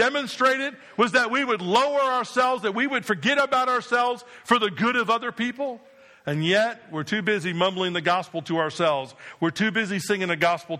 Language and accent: English; New Jersey, United States